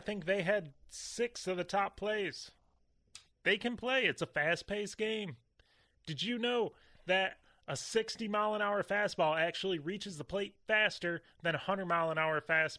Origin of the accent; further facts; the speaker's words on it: Houghton Lake, Michigan, United States; moved away; I'm from Houghton Lake, and I left because I didn't fit